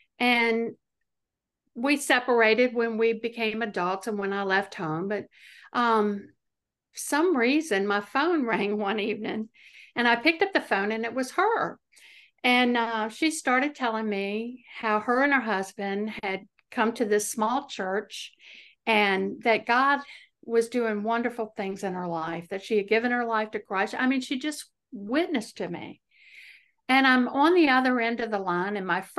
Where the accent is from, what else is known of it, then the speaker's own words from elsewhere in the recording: Chesterfield, Virginia, United States; No, I'm from Virginia. I live in Central Virginia, a little county. Well, it's not so little, called Chesterfield. It's right outside of Richmond, Virginia.